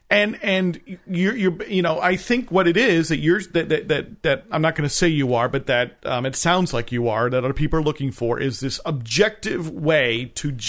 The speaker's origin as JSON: {"language": "English", "region": "New Jersey", "country": "United States", "said": "I'm from New Jersey."}